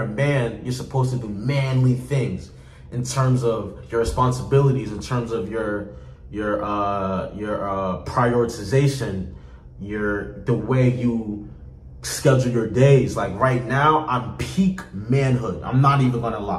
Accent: North New Jersey, United States; I grew up in North New Jersey. I've been living in North New Jersey for about 8 years.

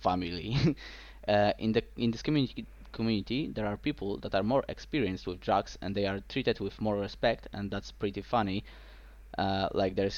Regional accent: Poland; I'm from Poland

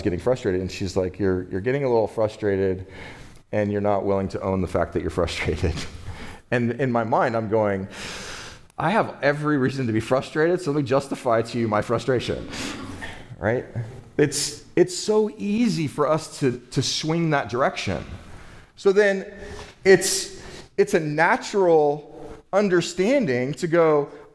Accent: United States; growing up in the United States of America as a human being, a male

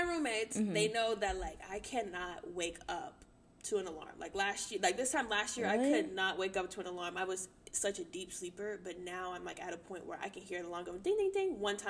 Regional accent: the South, United States; I'm from the South, people.

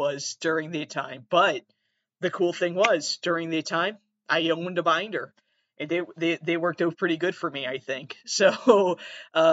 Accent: Massachusetts, United States; I'm from Massachusetts.

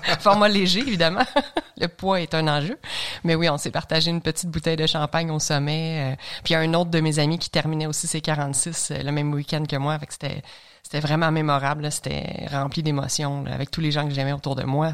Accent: L'Assomption, Quebec, Canada; De Lanaudière, je viens de l'Assomption. Donc, euh, on avait un chalet à Saint-Zénon, mais euh, je, suis né et j'ai grandi à l'Assomption

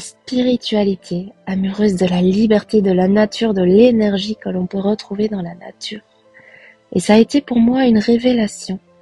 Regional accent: Belgium; also born or lived in Costa Rica; Je suis originaire de Belgique

